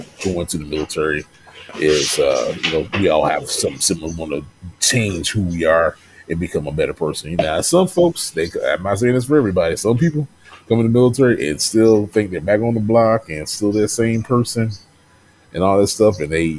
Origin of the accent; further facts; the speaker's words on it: the South, United States; You know, I'm from the South, you know.